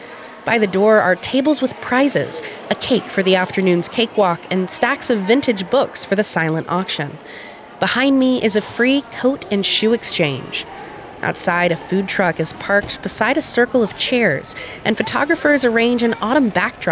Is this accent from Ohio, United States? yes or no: no; Frankfort, Kentucky, United States; I'd like to invite you on a tour of my hometown. Welcome to Any Old Place, a podcast of the Capital City Museum, where we explore unique places in Frankfort, Kentucky